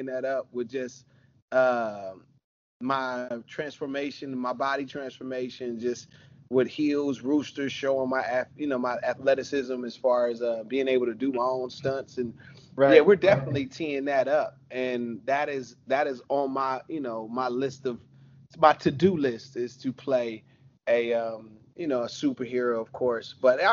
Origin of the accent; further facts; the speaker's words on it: Alabama, United States; moved away; also born or lived in Los Angeles / Harlem, New York; I'm Black from Alabama. I was raised by my mama. I'm country. I'm country at the heart. I'm LA on the outside, and I'm Harlem, New York in the mind. That's how I grew up